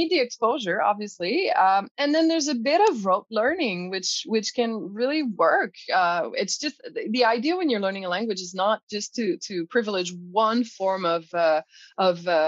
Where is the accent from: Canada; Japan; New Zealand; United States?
Canada; Quebec; first language fr; English is a second language; was born francophone, so I do speak French. Obviously, it's my mother tongue.